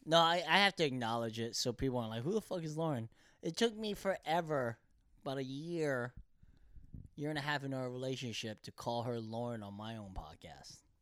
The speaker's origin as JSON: {"language": "English", "town": "Bethlehem", "region": "Pennsylvania", "country": "United States", "tie": "born or raised there", "also_born_or_lived": "Korea", "second_language": "English", "moved": "yes", "lives_now": "Los Angeles, United States", "said": "we're both from Pennsylvania"}